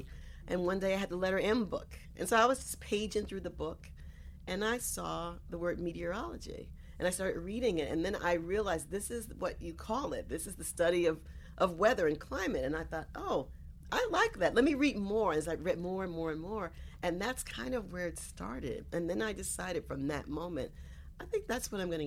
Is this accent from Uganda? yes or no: no; South Carolina, United States; now in New York, United States; I was born here in New York, but I grew up in South Carolina.